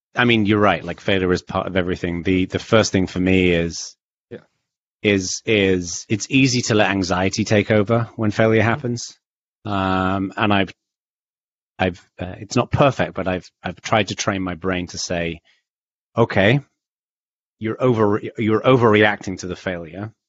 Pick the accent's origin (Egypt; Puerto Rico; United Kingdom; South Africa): United Kingdom; the north of England; I was raised in Northern England